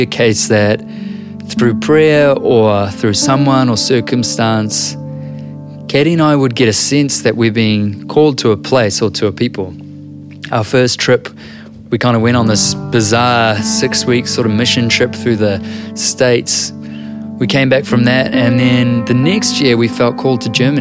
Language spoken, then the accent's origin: English; New Zealand; I'm a writer and an author from Aotearoa, New Zealand.